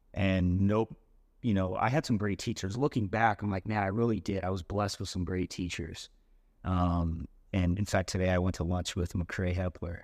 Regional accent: West Valley / St. George, Utah, United States; also born or lived in Idaho; we moved from West Valley down to St. George when I was about twelve

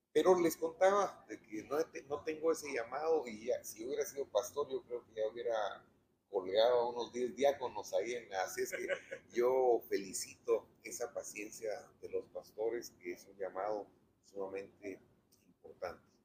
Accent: Guatemala; en mi país

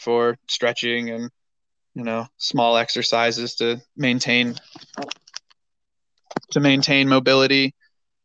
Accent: North Carolina, United States; moved away as an adult; also born or lived in Denver, Colorado; I grew up in North Carolina

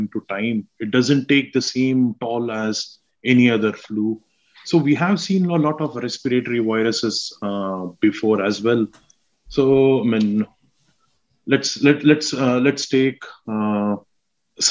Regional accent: Mysore, Karnataka, India; moved away as an adult; also born or lived in Hyderabad, India; now in Craigavon, United Kingdom; I'm from India. So I'm from South India, basically. I'm from a town called Mysore

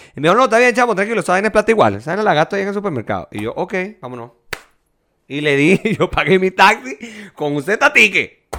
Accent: Venezuela; moved away; En mi pueblito era tarifa plana los taxis

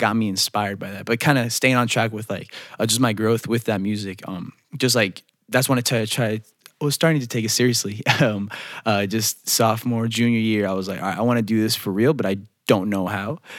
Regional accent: Holly Springs, North Carolina, United States; also born or lived in North Bergen, New Jersey; We moved down here when I was seven, and then just moved over to Holly Springs, uh, when I was eight. But yeah, I've just been down here basically my whole life now

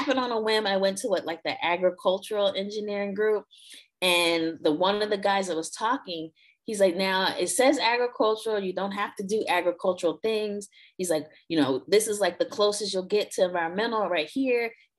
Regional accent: South Carolina, United States; moved away as an adult; now in Washington, DC, United States; I'm from South Carolina, so, you know, I'm a Southern girl at heart

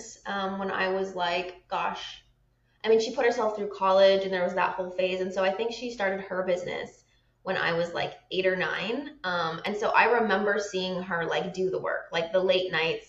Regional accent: Maine, United States; also born or lived in Seattle; now in Hawaii, United States; I'm from Maine

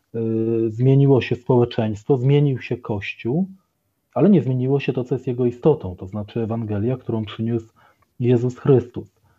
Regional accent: Poland; urodziłem się jeszcze w państwie komunistycznym, to generalnie całe moje życie przypadło na czasy wolnej Polski demokratycznej

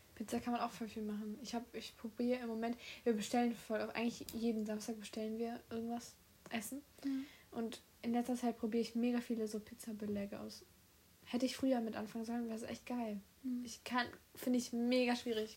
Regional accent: Solingen, North Rhine-Westphalia, Germany; Solingen, Deutschland. Ich habe nichts anderes. Ich bin hauptsächlich nur deutsch.

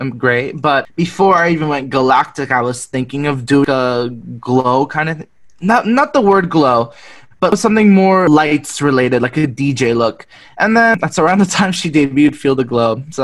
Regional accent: Richmond Hill, Ontario, Canada; where I grew up in Toronto in a suburb called Richmond Hill

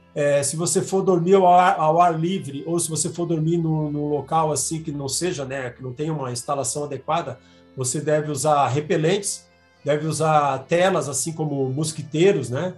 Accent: Balneário Camboriú, Santa Catarina, Brazil; moved away as an adult; also born or lived in Florianópolis; now in Campinas, Brazil; Eu sou nascido em Balneário Camboriú, Santa Catarina

